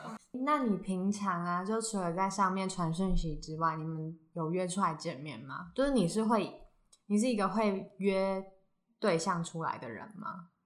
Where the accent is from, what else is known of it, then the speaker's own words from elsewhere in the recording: Hsinchu, Taiwan; 我们是两个来自新竹的风之女子